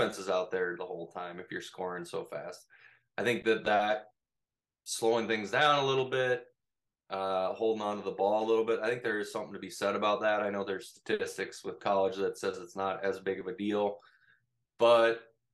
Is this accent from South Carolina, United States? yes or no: no; Minnesota, United States; The small town I grew up in Minnesota is actually a 9-man football town.